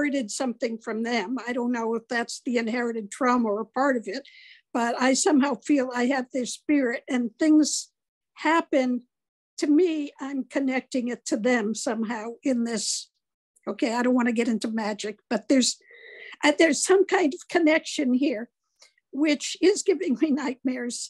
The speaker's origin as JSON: {"language": "English", "country": "United States", "tie": "born or raised there", "said": "I was raised in America"}